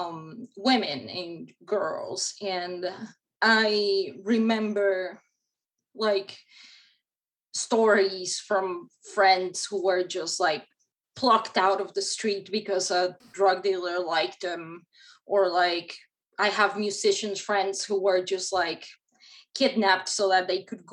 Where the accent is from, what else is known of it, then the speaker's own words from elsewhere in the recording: Mexico; now in United States; I grew up in Mexico